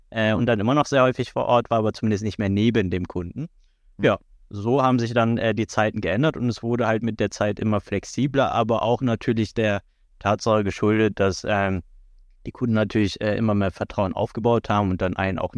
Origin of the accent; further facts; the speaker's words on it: Hannover, Lower Saxony, Germany; Ich habe angefangen mit sechs Jahren, wenn ich mich richtig erinnere, Fußball zu spielen damals noch in dem äh, Stadtteil Badenstedt in Hannover.